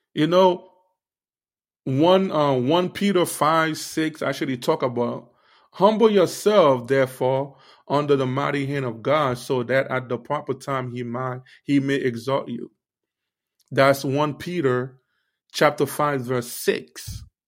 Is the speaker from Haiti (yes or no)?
yes; Haiti; I'm a Haitian. I will keep talking about, you know, my Haitian people